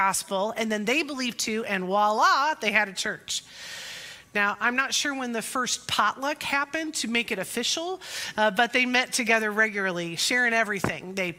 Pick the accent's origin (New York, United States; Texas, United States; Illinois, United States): Illinois, United States; Pekin; Pekin's my hometown, and Pekin First Nazarene is my home church